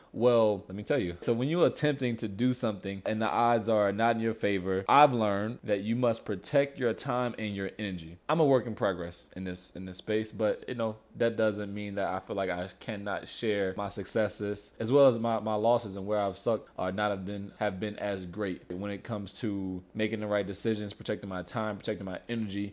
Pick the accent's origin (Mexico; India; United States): United States; Louisiana; now in El Paso, United States; I'm from Louisiana